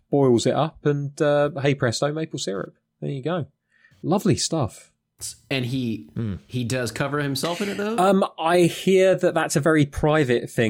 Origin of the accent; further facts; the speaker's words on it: United Kingdom; I'm British.